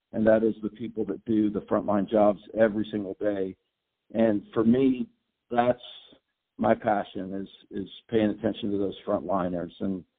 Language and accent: English; Mexico City, Mexico; I was born in Mexico City of U.S. parents and lived there for about 20 years. Hablo español perfectamente, and also a little bit of English.